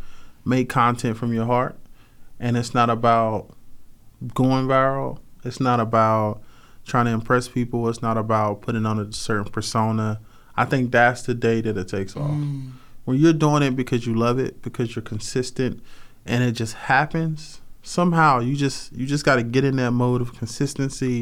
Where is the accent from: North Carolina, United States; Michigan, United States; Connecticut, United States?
North Carolina, United States; Rocky Mount; moved away; I grew up in Rocky Mount, North Carolina.